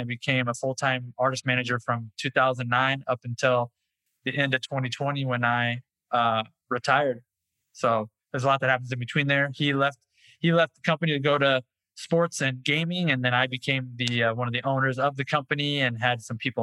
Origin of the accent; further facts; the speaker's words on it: Orange County, California, United States; I've born and raised in Orange County, California. Lived within 5 square miles for 41 years now